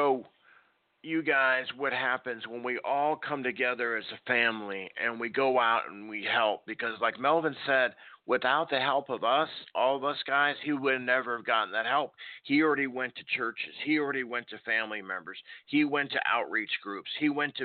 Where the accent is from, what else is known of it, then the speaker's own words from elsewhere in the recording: Nebraska, United States; moved away; also born or lived in Chicago, Illinois; I lived up in the north. I grew up in Nebraska, raised, born in Chicago.